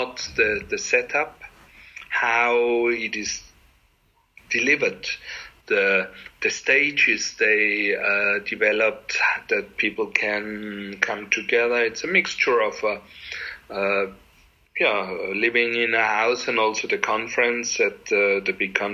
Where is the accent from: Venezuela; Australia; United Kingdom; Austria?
Austria; Salzburg; I come from Salzburg